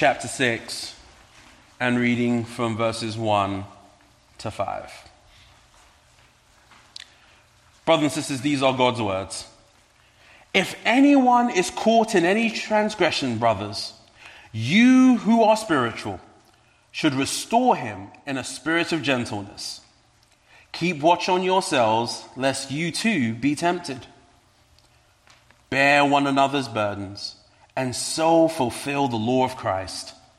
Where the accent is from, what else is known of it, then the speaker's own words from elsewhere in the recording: London, United Kingdom; now in Medford, United States; You may pick up an accent. I am indeed from London.